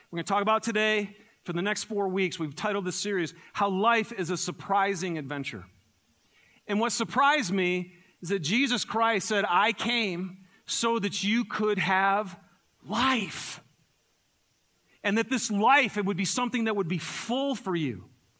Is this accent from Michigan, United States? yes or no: yes; Michigan, United States; So I'm from Michigan originally, and I grew up in the forest of Michigan.